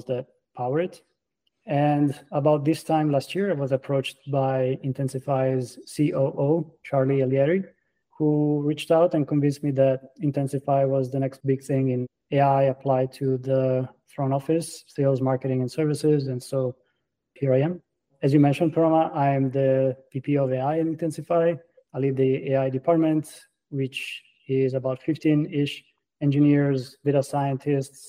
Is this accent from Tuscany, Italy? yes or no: yes; Florence, Tuscany, Italy; English is a second language; moved away as an adult; now in Boston, United States; as you can tell by my accent, I'm an immigrant. I was born and raised in Florence, Italy